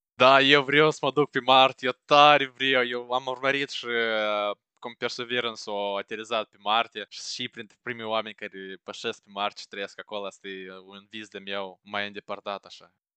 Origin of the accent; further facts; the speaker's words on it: Moldova; moved away as an adult; now in United Kingdom; Eu trăiesc în Marea Britanie și am trăit toată viața mea în Moldova